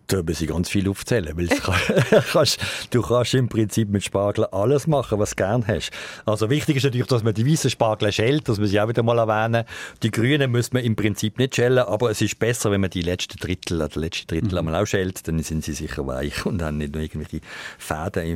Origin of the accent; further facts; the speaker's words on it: Switzerland; Die Schweiz hat natürlich von der Topografie her schon ein bisschen ein Problem, weil es viel bergige und hügelige Gebiete hat. Und da gibt es eigentlich bei uns wenig Gegenden